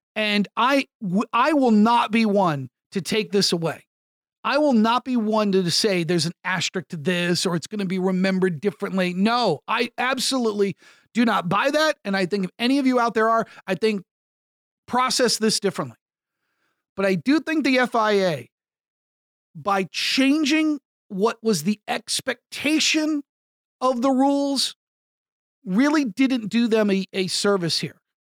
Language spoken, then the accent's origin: English; United States; my home country of the United States